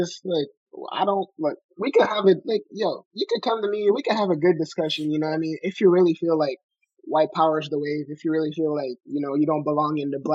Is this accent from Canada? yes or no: yes; Montreal, Quebec, Canada; we're from Montreal